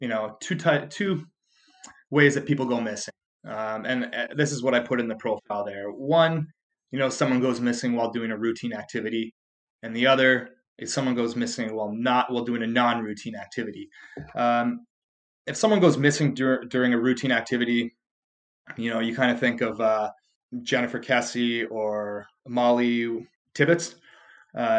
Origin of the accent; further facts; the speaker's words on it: Canada; I'm Canadian